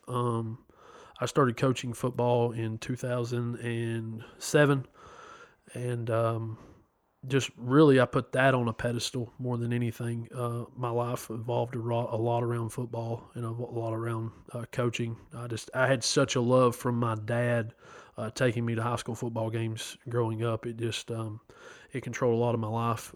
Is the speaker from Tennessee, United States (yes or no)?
yes; Chattanooga, Tennessee, United States; I'm from Chattanooga, Tennessee born April 16th, 1986.